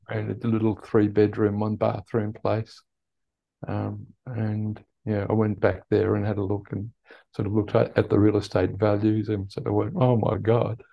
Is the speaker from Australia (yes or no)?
yes; Perth, Western Australia, Australia; also born or lived in Netherlands / Tasmania, Australia; I was born in Holland Mm-hmm. And we migrated to Australia in 1968 when I was eight years old